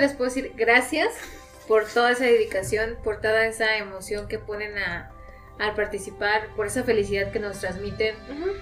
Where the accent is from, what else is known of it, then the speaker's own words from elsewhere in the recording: San Luis Potosí, Mexico; los potosinos